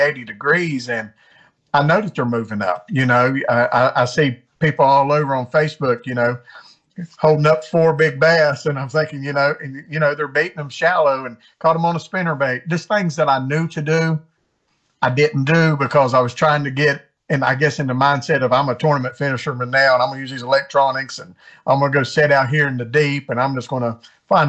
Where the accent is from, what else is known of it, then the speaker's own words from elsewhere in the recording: West Virginia, United States; moved away as an adult; also born or lived in Maine / North Carolina; I grew up in West Virginia, was stationed in the Air Force in Maine